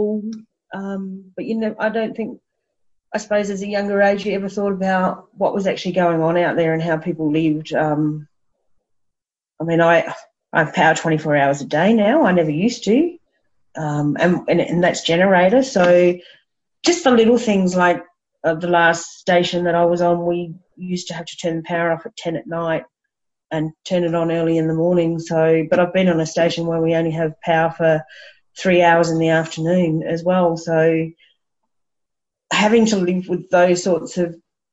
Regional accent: Brisbane, Queensland, Australia; born or raised there; also born or lived in Bribie Island

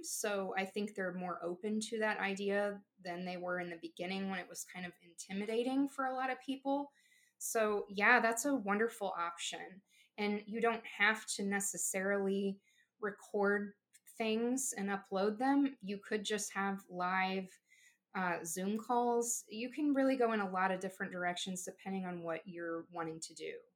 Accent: Southeast Missouri, United States; here in uh, Southeast Missouri.

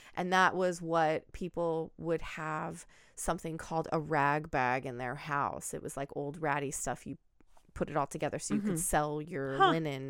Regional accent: Pacific Northwest, United States; And I grew up in the Pacific Northwest. You drive to the coast, there's paper mills everywhere.

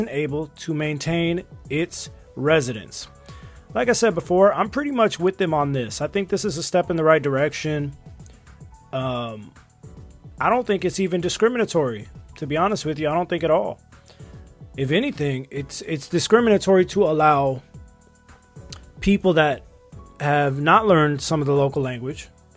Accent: Los Angeles, California, United States; I, for one, am a person who is from Los Angeles

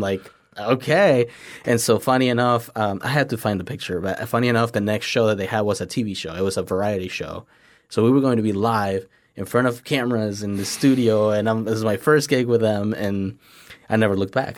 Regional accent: Tampico, Tamaulipas, Mexico; English is a second language; now in United States; born and raised in Mexico

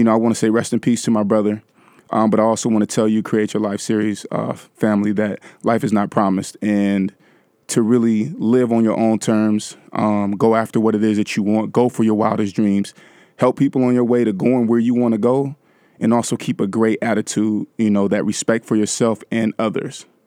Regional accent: California, United States; one of the homes that I grew up in California

